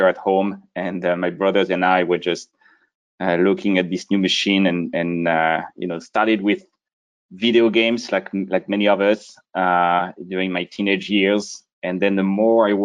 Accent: Brittany, France; moved away; I grew up a small town in the northwest region of France called Brittany

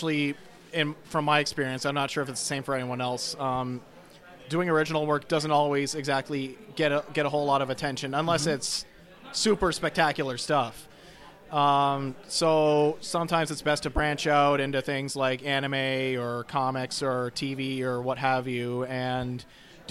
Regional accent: Sarnia, Ontario, Canada; now in Brampton, Canada; from Sarnia, Ontario, currently living in Brampton, Ontario.

